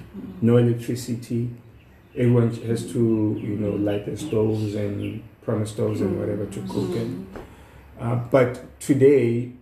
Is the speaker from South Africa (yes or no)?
yes; Mbalenhle, Mpumalanga, South Africa; I grew up in Mpumalanga, in Mbalenhle, which is in Secunda.